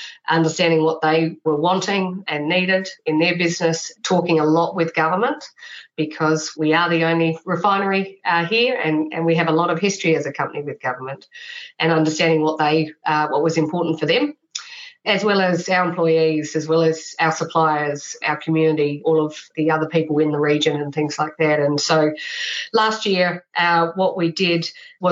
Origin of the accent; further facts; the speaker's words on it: Australia; moved away as an adult; now in New Zealand; I grew up in Australia, but I have a lot of family here as well